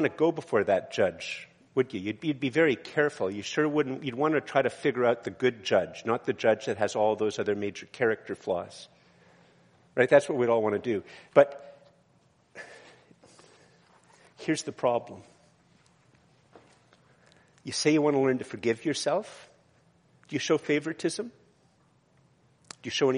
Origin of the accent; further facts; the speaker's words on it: Canada; also born or lived in Eganville, Ontario; I am very Canadian.